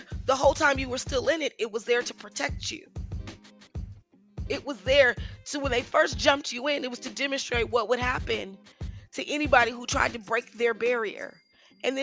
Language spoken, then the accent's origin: English; Richmond, California, United States; I grew up in Richmond, California